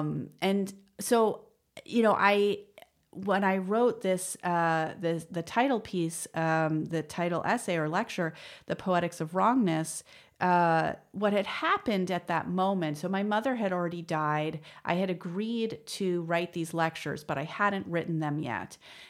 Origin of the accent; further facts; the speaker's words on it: New York, United States; So, you know, I grew up in the West Village, but I went to yeshiva from first grade to eighth grade, a very religious Jewish school called Ramaz